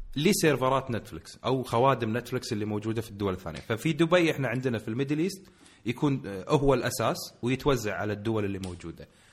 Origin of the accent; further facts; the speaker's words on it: Kuwait; عندنا بالكويت